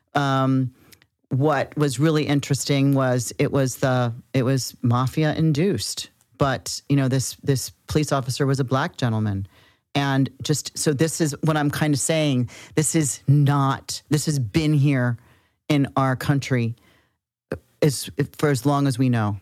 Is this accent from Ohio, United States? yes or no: yes; Cincinnati, Ohio, United States; We're from Cincinnati, I'm from Cincinnati, Ohio